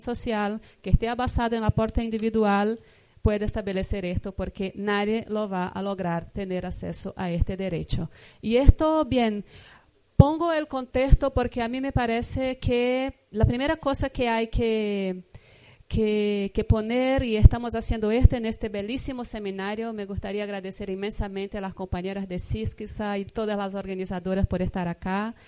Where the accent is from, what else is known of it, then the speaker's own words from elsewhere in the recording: Brazil; vengo de Brasil, vengo de un estado, de un país